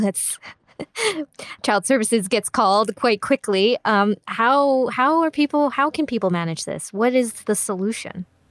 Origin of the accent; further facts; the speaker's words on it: Singapore; growing up in Singapore